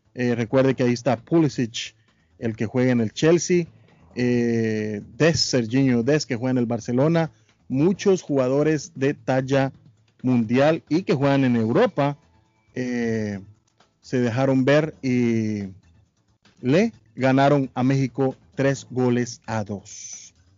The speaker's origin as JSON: {"language": "Spanish", "country": "Guatemala", "said": "soy guatemalteco"}